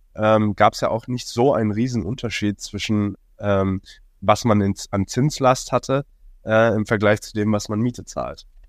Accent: Hong Kong; moved away as an adult; now in Berlin, Germany; geboren und aufgewachsen in Hongkong

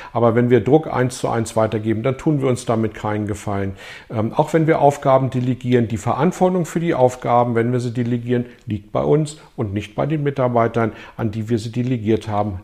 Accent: Germany; bei uns in Deutschland

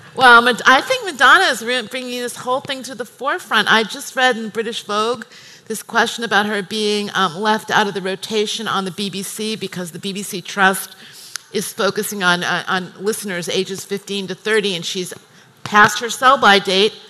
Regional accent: United States; moved away as an adult; I'm American

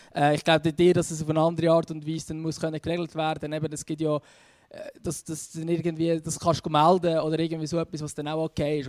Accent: Switzerland; bei uns in der Schweiz

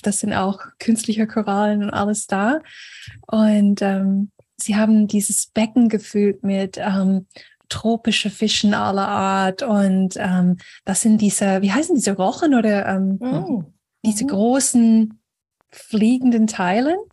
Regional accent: Florida, United States; moved away; in den USA, und Florida, wo ich aufgewachsen bin

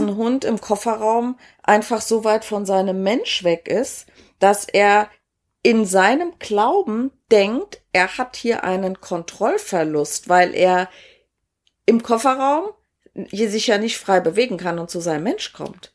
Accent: Saarland, Germany; moved away; ich bin ja ursprünglich aus dem Saarland und da heißt es alle hopp

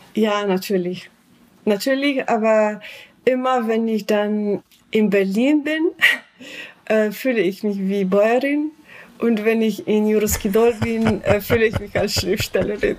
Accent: Slovenia; German is a second language

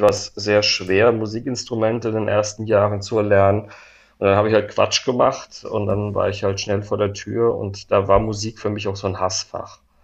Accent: Worms, Rhineland-Palatinate, Germany; meine Heimatstadt Worms

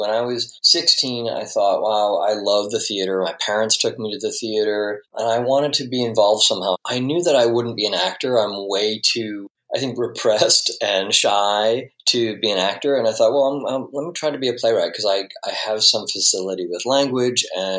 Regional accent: Detroit, Michigan, United States; now in New York City, United States; I was living in Metro Detroit at the time as a kid. I grew up in the Detroit area.

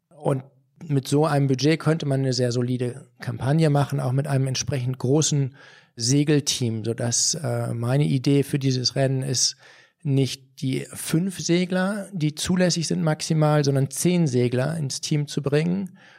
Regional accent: Germany; als Deutsche

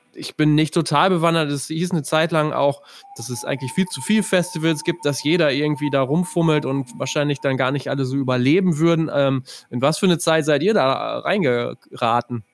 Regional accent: near Ostwestfalen-Lippe, North Rhine-Westphalia, Germany; ich komme ja aus der Nähe von OWL

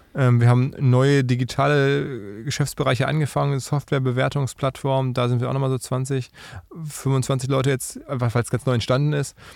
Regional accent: Essen, North Rhine-Westphalia, Germany; Ich bin ja aus Essen

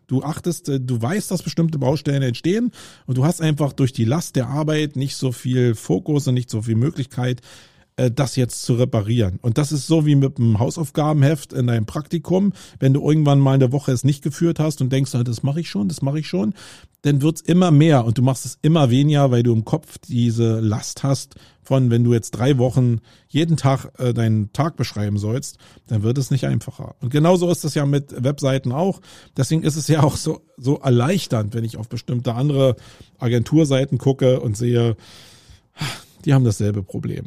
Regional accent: Germany; first language German; ich bin Deutscher und äh, das ist meine Muttersprache

